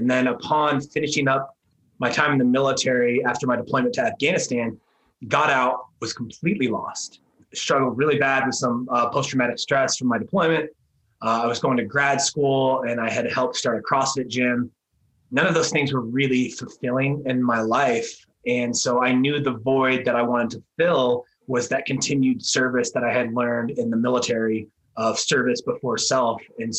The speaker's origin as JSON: {"language": "English", "region": "New Jersey", "country": "United States", "said": "Yeah, so I'm originally from New Jersey. So I'm an Italian from New Jersey, moved to Houston, down to Texas, and then out to Colorado."}